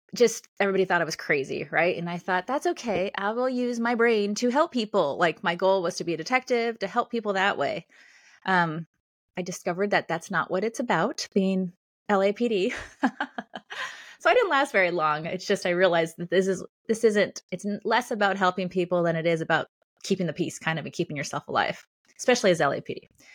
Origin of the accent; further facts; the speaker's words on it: Los Angeles, California, United States; moved away as an adult; also born or lived in Australia / Colorado / Chicago, Illinois; now in Illinois, United States; I'm from California, um, or northern Los Angeles. I now live in Illinois